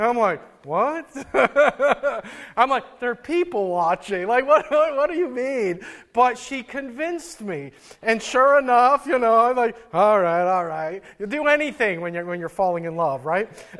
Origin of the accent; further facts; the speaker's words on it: Midwest, United States; now in Maine, United States; Growing up in the Midwest